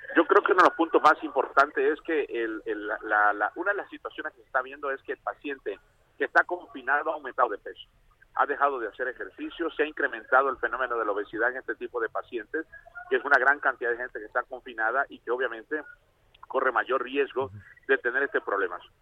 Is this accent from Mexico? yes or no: yes; Tabasco, Mexico; De Tabasco